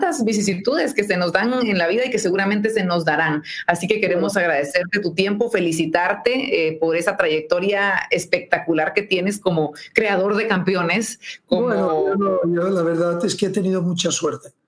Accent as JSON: {"language": "Spanish", "country": "Guatemala", "said": "que está sucediendo más allá de estos límites que tenemos planteados nosotros los guatemaltecos."}